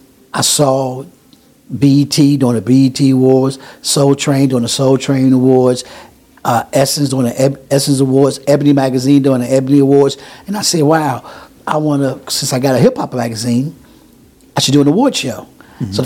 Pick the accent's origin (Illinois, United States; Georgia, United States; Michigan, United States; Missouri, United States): Illinois, United States; Chicago; I grew up in Chatham, and there was a lot of elderly people